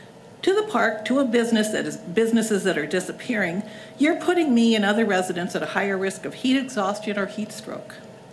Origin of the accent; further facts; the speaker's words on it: Shoreline, Washington, United States; I am a Shoreline resident. I grew up in Shoreline.